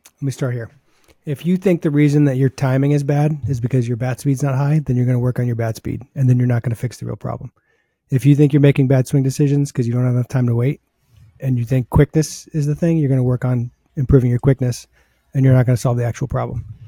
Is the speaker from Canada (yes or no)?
no; New England, United States; growing up in New England